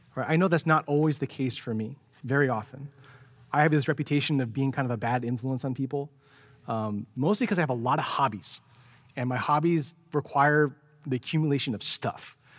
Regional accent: San Francisco, California, United States; growing up in San Francisco

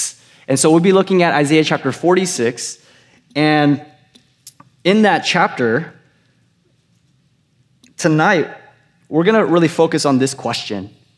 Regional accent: California, United States; I went to UC Riverside. I grew up in Orange County, you guys heard.

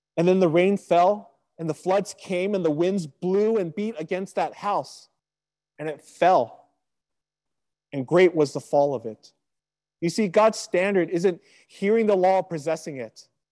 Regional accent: Sacramento, California, United States; also born or lived in Riverside, California; my hometown back in Sacramento

